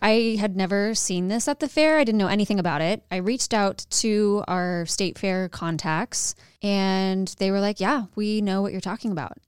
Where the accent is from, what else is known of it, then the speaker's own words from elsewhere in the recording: Arizona, United States; now in Dallas, United States; I am from Arizona